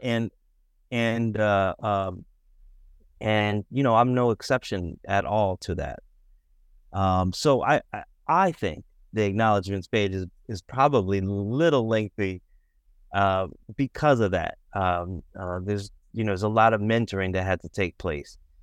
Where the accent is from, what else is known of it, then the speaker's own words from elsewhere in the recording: Boston, Massachusetts, United States; I grew up in Boston, um, grew up uh, biracial in Boston